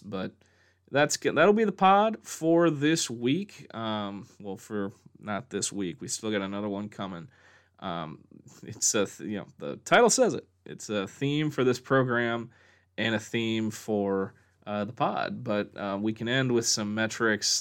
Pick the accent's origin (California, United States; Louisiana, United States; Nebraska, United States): Nebraska, United States; Omaha; growing up in Omaha